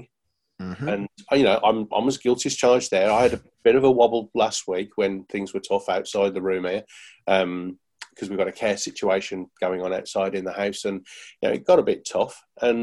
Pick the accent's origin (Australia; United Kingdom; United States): United Kingdom; Birmingham, West Midlands; I'm from Birmingham, so we don't